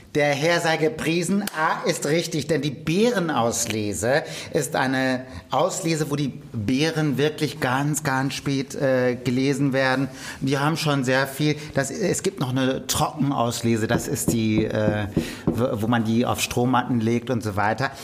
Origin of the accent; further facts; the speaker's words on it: Münsterland, North Rhine-Westphalia, Germany; das ist im Münsterland, also meiner Heimat